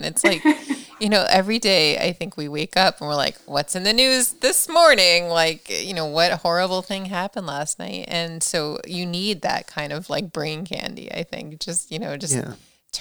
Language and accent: English; New Jersey, United States; now in Massachusetts, United States; I grew up in New Jersey, but basically New York City, the tri-state area